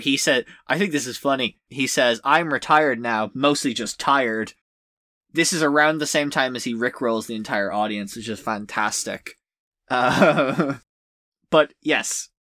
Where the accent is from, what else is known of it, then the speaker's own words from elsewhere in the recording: Ireland; as an Irish person whose country has suffered